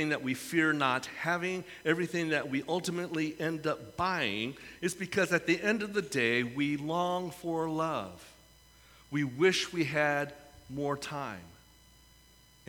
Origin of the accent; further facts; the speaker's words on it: San Francisco, California, United States; I come from San Francisco.